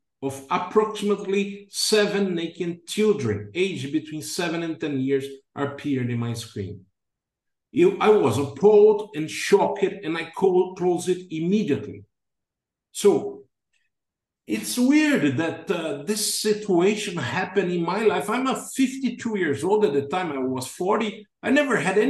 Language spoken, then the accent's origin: English; Brazil; moved away as an adult; also born or lived in England; came back to my home country in August 2011